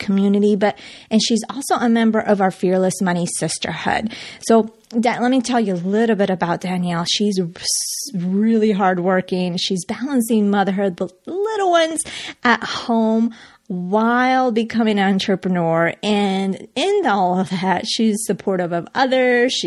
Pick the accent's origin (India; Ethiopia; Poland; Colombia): Colombia; now in United States; since I was a little girl, growing up in Colombia